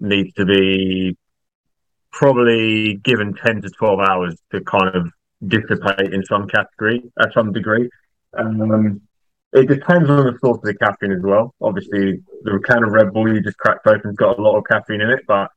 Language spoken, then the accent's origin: English; East of England, United Kingdom; I'm from the UK, more specifically England. I live about 30 minutes north of London in a town called Bedfordshire.